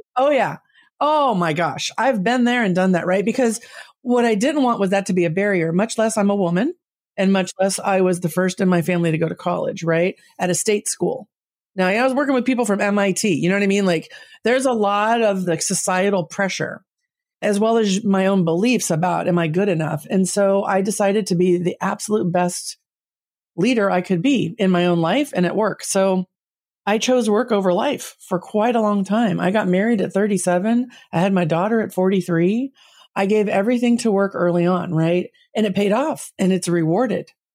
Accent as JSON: {"language": "English", "region": "Southern California", "country": "United States", "tie": "born or raised there", "also_born_or_lived": "San Jose, California", "said": "I grew up in Southern California"}